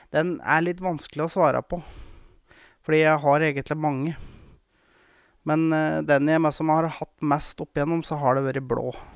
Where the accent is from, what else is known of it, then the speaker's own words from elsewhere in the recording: Gausdal, Innlandet, Norway; also born or lived in Moelv, Hedmarken; now in Råholt, Norway; Jeg kommer jo opprinnelig fra Gausdal